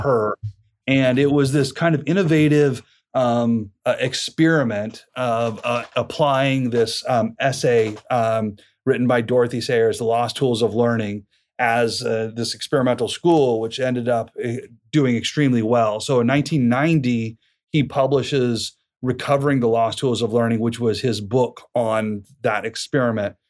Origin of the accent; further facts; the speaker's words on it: Boise, Idaho, United States; also born or lived in Moscow, Idaho; born and raised in Boise down in southern Idaho